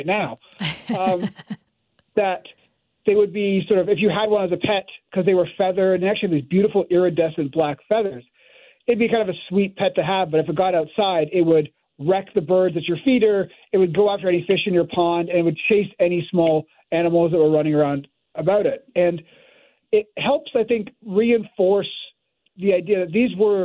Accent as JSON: {"language": "English", "country": "Canada", "also_born_or_lived": "Montreal", "moved": "as an adult", "lives_now": "United States", "said": "I'm now working in the States, but I'm Canadian, and I was originally at Montreal"}